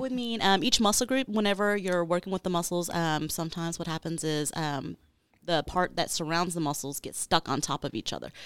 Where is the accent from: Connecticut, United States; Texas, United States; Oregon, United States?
Texas, United States; Arlington; also born or lived in Houston, Texas / Beaumont, Texas; I'm originally from Arlington, Texas